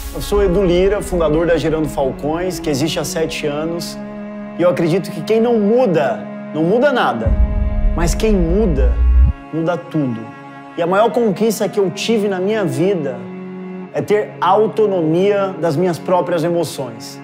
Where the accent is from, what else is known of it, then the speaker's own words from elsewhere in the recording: Guarulhos, São Paulo, Brazil; Eu nasci numa favela em Guarulhos, morava dentro de um barraco